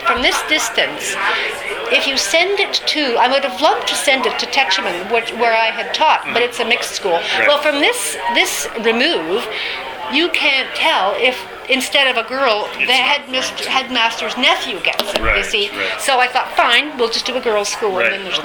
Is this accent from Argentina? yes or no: no; Ottawa, Ontario, Canada; moved away as an adult; also born or lived in London, United Kingdom; now in British Columbia, Canada; I was from Ottawa originally, moved to BC